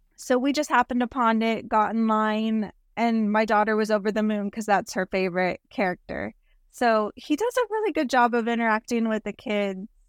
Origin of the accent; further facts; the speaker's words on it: South Texas, United States; We're from South Texas